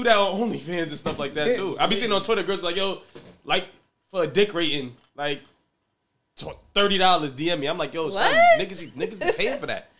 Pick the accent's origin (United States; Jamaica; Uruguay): Jamaica; I'm Jamaican, but Jamaicans.